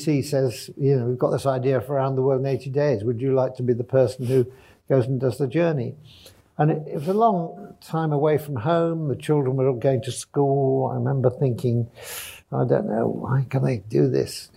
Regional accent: Sheffield, Yorkshire and the Humber, United Kingdom; I was born in Sheffield in the 50s

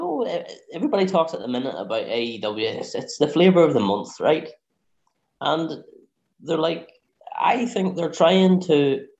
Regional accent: Northern Ireland, United Kingdom; now in Darlington, United Kingdom; I'm originally from Northern Ireland, but I live in the north of England now.

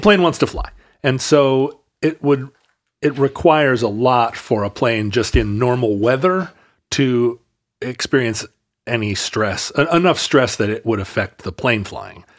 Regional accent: Alaska, United States; growing up in Alaska

